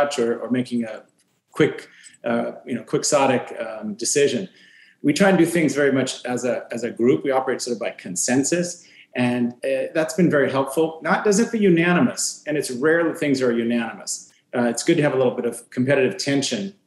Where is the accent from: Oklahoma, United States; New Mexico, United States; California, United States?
California, United States; Fresno; from Fresno